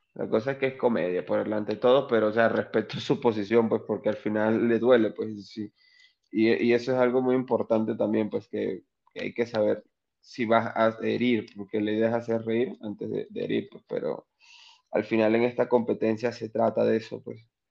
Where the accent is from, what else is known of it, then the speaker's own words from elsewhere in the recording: Onoto, Anzoátegui, Venezuela; moved away as an adult; now in Arequipa, Peru; soy del oriente de un estado o provincia o departamento que se llama Anzuategui. Se llama Anzuategui, soy de un pueblo muy pequeño llamado Onoto